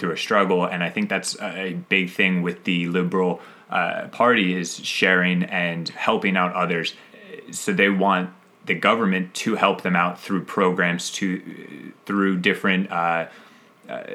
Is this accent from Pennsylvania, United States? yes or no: yes; 20 minutes south of Philadelphia, Pennsylvania, United States; I lived in 20 minutes south of Philadelphia